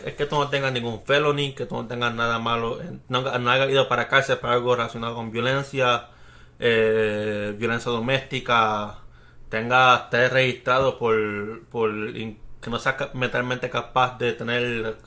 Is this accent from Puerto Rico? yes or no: yes; Bayamón, Puerto Rico; now in Texas, United States; Somos de Bayamón